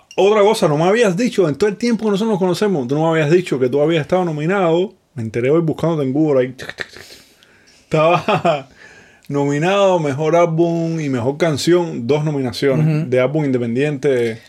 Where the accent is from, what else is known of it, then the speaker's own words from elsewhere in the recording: Cuba; now in United States; cuando me fui de Cuba, fue en el 12